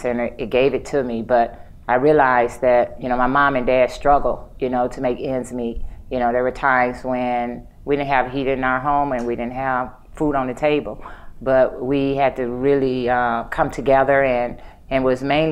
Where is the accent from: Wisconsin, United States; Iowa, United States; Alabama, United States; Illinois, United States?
Illinois, United States; East St. Louis; also born or lived in Los Angeles, California; I grew up in East St. Louis, Illinois